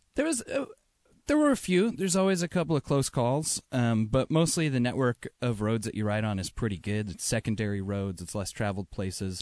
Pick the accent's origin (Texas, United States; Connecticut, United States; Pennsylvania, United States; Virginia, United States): Connecticut, United States; also born or lived in New York; now in Seattle, United States; I'm from Connecticut, but yeah, I was living in New York for, for a handful of years